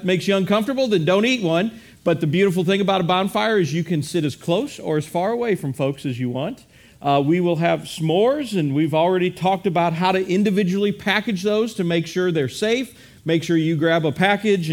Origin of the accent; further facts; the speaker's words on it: Midwest, United States; I am a Midwesterner